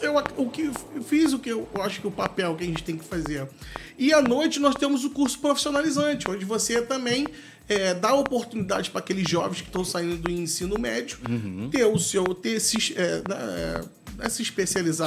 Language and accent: Portuguese; Valença, Rio de Janeiro, Brazil; o meu distrito, com onde eu nasci, vi e amo as pessoas, onde eu moro